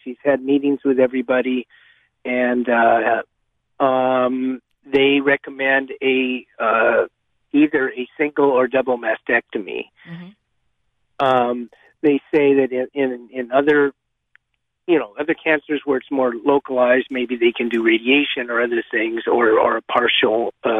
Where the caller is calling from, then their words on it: Monterey, California, United States; I'm calling from Monterey.